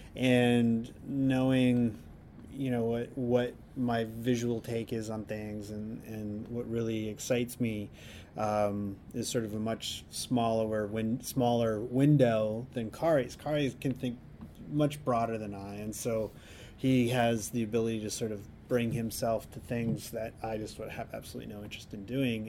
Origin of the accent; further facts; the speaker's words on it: Canada; moved away as an adult; also born or lived in Southern Alberta / Saskatoon, Saskatchewan; now in Vancouver, Canada; I grew up in southern Alberta in Saskatchewan